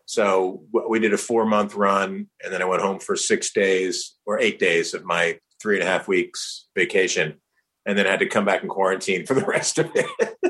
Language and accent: English; New Jersey, United States; also born or lived in New York; I was born in New York raised in New Jersey